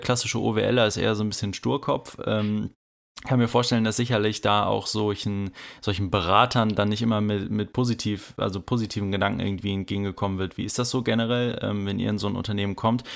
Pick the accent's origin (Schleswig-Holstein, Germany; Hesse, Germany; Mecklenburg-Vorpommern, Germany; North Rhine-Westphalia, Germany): North Rhine-Westphalia, Germany; OWL; ich komme aus OWL ähm, und sitze auch gerade hier in OWL